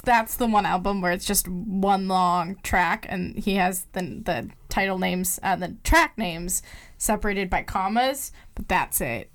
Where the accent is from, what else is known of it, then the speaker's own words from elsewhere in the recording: Minnesota, United States; Being from Minnesota and like being involved in the music scene